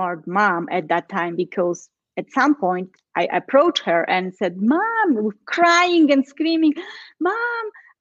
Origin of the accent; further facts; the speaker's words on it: Poland; now in Colorado, United States; I am in Colorado, but originally I am from Poland.